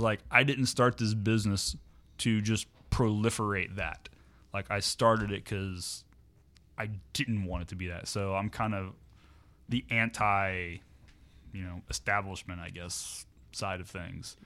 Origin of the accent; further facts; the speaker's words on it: Morrow, Ohio, United States; I grew up in Morrow.